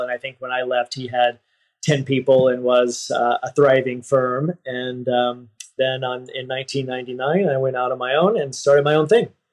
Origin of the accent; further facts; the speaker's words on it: Texas, United States; moved away as an adult; now in San Francisco, United States; I grew up in Texas and I moved to San Francisco in my 20s